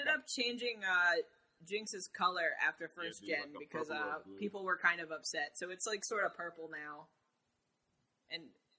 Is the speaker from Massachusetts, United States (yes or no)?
yes; Boston, Massachusetts, United States; As a Bostonian